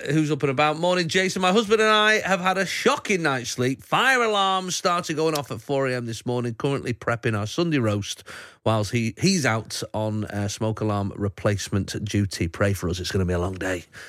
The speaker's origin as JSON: {"language": "English", "town": "Manchester", "region": "North West England", "country": "United Kingdom", "tie": "born or raised there", "said": "I grew up in Wally Range, Moss Side, uh, sort of area."}